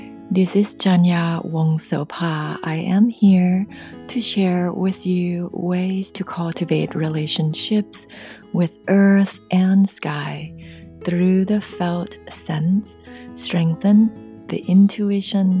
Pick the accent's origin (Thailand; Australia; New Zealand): Thailand; accent: thick accent; English is a second language; moved away as an adult; now in Northern California, United States; Growing up in Thailand and speaking Thai language every day until I was 19 before I moved here to the US.